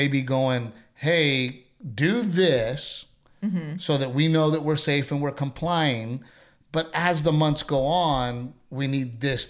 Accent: Corpus Christi, Texas, United States; you know, I wanted to open a comedy club in Corpus Christi. {S0} Yeah, {S1} you know, I've always had the, it's my hometown

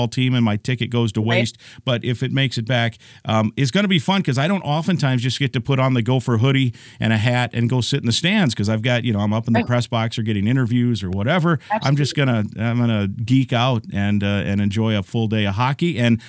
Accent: Iowa, United States; moved away; I grew up in Iowa. I grew up like 50 miles from both Fayette and Cedar Falls

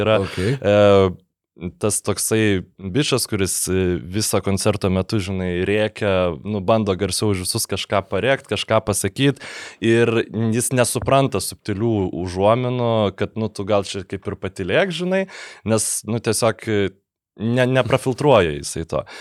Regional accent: Lithuania; mes lietuviai

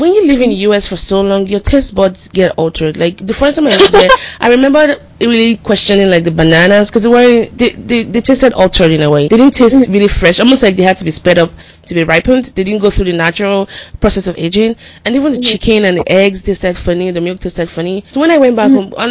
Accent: Nigeria; moved away; growing up in Nigeria

